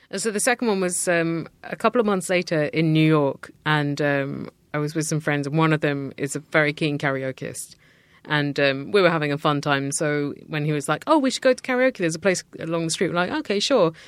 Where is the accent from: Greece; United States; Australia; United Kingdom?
United Kingdom; as a British person.